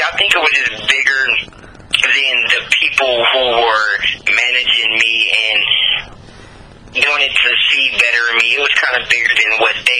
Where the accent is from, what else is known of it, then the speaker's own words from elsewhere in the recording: Los Angeles, California, United States; also born or lived in Victorville, California; I'm originally from Los Angeles, California, but partly raised in Victorville, California.